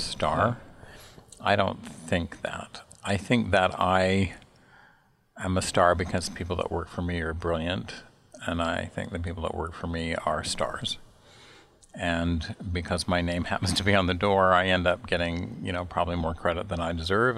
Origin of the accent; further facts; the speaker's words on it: Salt Lake City, Utah, United States; moved away as an adult; also born or lived in Chicago / New York; I'm from Salt Lake City, Utah. I grew up in the Mountain West uh, of the United States